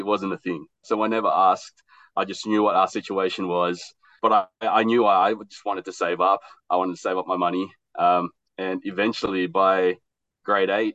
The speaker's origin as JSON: {"language": "English", "country": "Australia", "tie": "born or raised there", "also_born_or_lived": "Philippines", "said": "I was born in the Philippines and we migrated to Australia in the late 80s. So I'm an 80s baby, child of the 90s"}